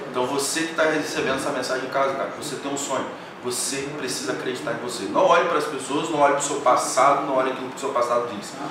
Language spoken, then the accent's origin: Portuguese; Campos dos Goytacazes, Rio de Janeiro, Brazil; moved away as an adult; saí da minha cidade natal, a qual eu quero deixar um abraço aqui pro pessoal de Campos.